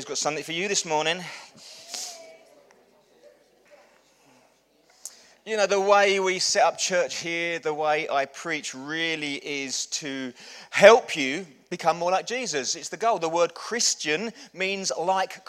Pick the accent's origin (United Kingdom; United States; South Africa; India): United Kingdom; England; We're English